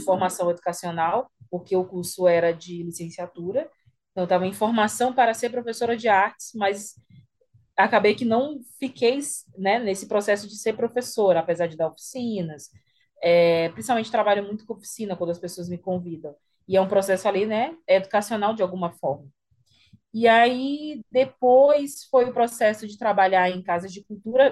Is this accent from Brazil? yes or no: yes; São Luís, Maranhão, Brazil; eu tenho 31 anos, é, sou de São Luís, moro aqui